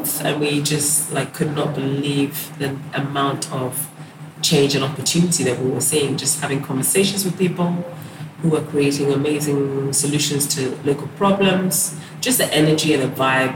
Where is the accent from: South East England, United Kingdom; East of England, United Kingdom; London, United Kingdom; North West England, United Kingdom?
London, United Kingdom; moved away as an adult; now in Ghana; West London